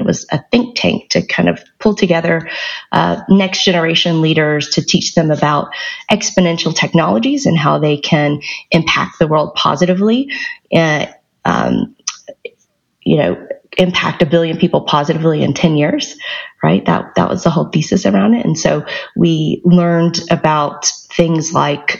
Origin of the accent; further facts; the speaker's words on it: the South, United States; moved away as an adult; also born or lived in Alabama / Georgia / Silicon Valley; I grew up in the South. So I grew up in Alabama and Georgia